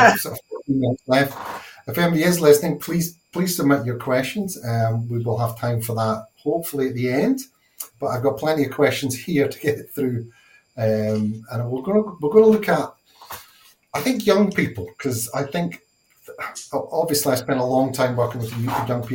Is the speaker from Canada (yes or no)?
no; Scotland, United Kingdom; being Scottish